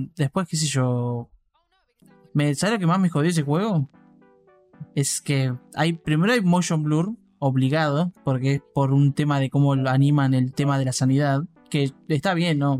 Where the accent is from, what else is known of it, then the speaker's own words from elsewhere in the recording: Argentina; mi sangre argentina